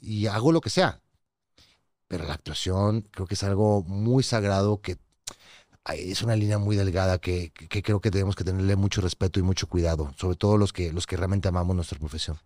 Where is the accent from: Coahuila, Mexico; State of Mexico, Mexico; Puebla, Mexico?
Coahuila, Mexico; Torreón; moved away; a Torreón de donde soy